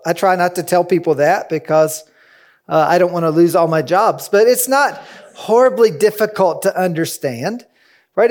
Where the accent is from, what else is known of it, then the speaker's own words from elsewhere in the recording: Kentucky, United States; I'm from Kentucky, where there's a rolling hill, hill after hill